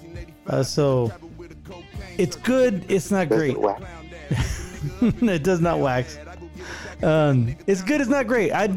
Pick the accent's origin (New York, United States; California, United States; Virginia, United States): California, United States; the Bay Area; I'm from the Bay Area